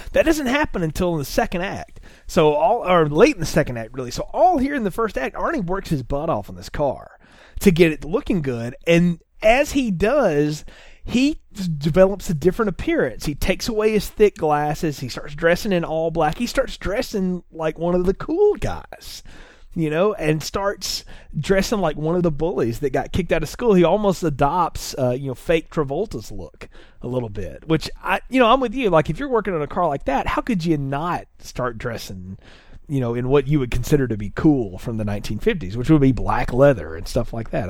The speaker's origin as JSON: {"language": "English", "region": "the South", "country": "United States", "tie": "born or raised there", "said": "I grew up in the South"}